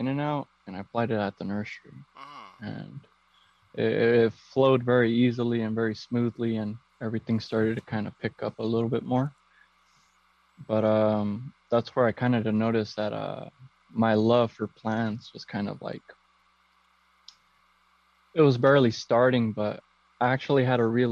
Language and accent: English; Downey, California, United States; also born or lived in Huntington Park, California; I'm originally from Downey, California, and I was born in Huntington Park